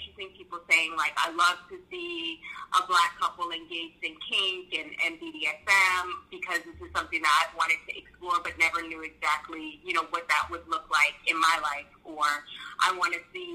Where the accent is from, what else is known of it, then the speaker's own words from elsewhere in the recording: New York City, New York, United States; now in Florida, United States; Originally from New York, Queens, New York.